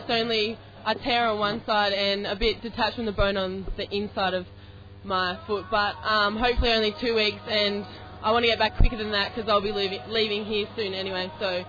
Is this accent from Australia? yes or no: yes; Central Coast, New South Wales, Australia; moved away as an adult; now in Canberra, Australia; I'm from Central Coast, so, yeah, New South Wales.